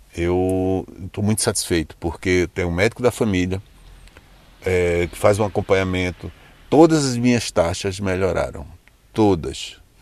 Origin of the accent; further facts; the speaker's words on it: Recife, Pernambuco, Brazil; moved away as an adult; now in Lisbon, Portugal; sou brasileiro do Recife